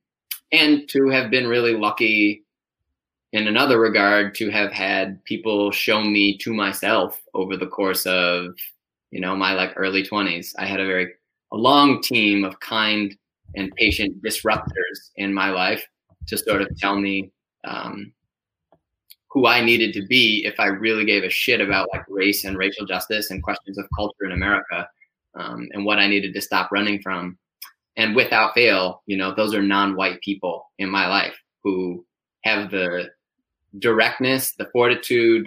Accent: Ann Arbor, Michigan, United States; also born or lived in Chicago; now in New York City, United States; I grew up in Michigan. I grew up in Ann Arbor

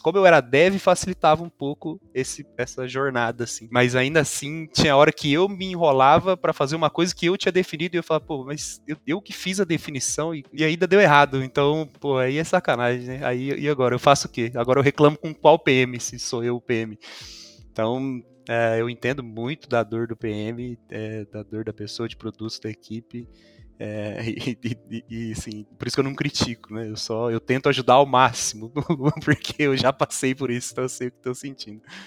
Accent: São Sebastião da Amoreira, Paraná, Brazil; Eu sou de São Sebastião da Moreira, uma cidade do interior do interior do Paraná, assim, é perto de Londrina

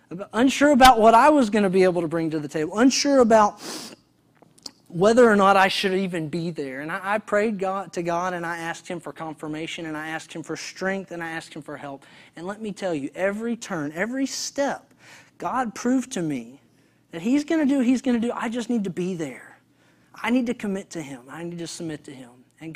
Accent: Texas, United States; All the men in this picture, we're all from Texas, consequently, which I thought was really ironic.

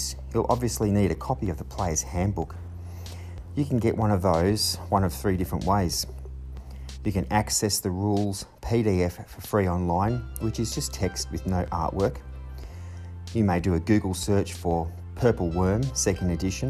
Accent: Australia; my hometown here in Australia

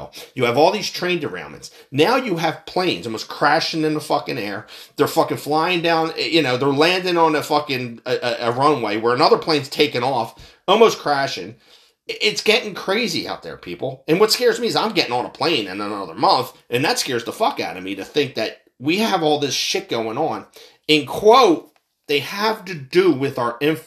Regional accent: United States

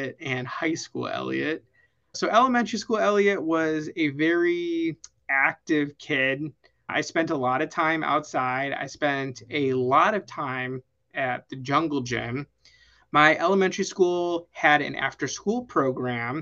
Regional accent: Vernon Hills, Illinois, United States; moved away as an adult; now in Arizona, United States; I grew up in a town called Vernon Hills, Illinois. It's a northwest suburb of Chicago

